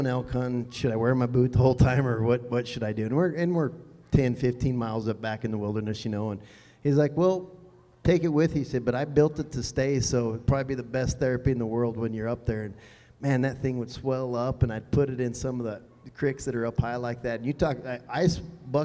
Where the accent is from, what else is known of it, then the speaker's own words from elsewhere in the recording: near Cheyenne, Wyoming, United States; Cheyenne, like close to my hometown